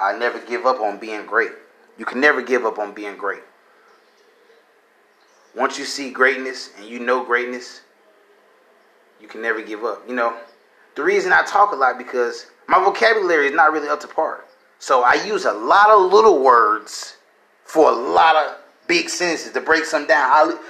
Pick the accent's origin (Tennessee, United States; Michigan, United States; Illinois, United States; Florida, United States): Illinois, United States; I was raised just my mom. My mom raised me and my brother. We came from Illinois. We came down. We went from place to place, school to school.